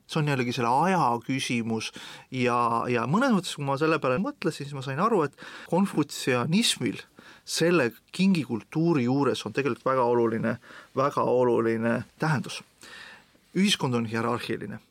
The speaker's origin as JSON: {"language": "Estonian", "country": "Estonia", "said": "ma olen eestlane"}